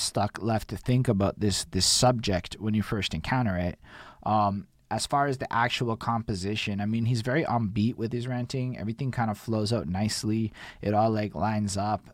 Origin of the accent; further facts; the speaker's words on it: Canada; as a Canadian